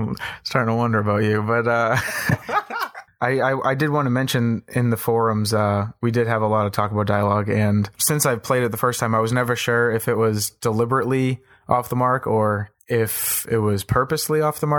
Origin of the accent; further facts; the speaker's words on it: East Coast, United States; I'm from the East Coast, you know.